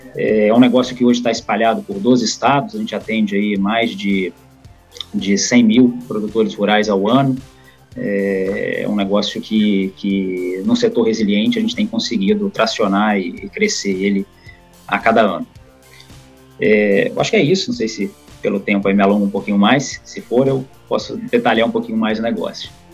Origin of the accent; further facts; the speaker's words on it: Vitória, Espírito Santo, Brazil; also born or lived in São Paulo; Sou capixaba, nasci em Vitória, tenho 38 anos